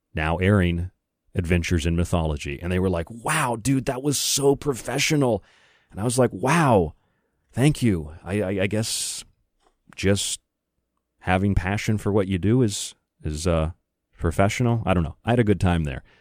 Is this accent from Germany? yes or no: no; United States; I say that as an American